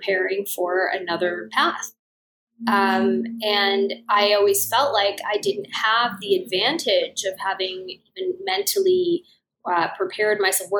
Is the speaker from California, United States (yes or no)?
yes; Los Angeles, California, United States; I was raised in Los Angeles. I've been here my whole life